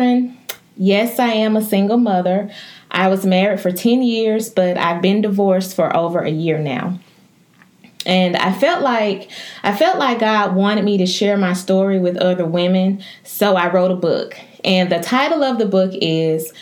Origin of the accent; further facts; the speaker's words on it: West Point, Mississippi, United States; also born or lived in Memphis, Tennessee; I am from West Point, Mississippi.